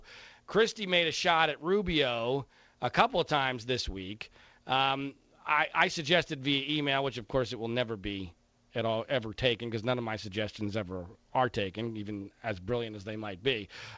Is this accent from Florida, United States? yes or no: yes; Florida, United States; I grew up in South Florida, so naturally I was a Dolphins fan.